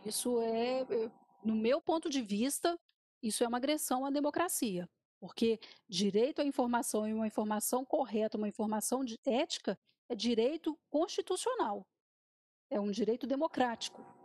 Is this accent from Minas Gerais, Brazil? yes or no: yes; Minas Gerais, Brazil; enquanto jornalista e enquanto mineira